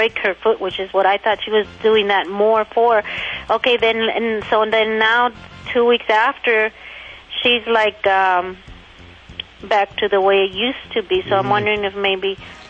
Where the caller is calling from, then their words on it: Calimesa, California, United States; I'm calling from Cala Mesa, Riverside County.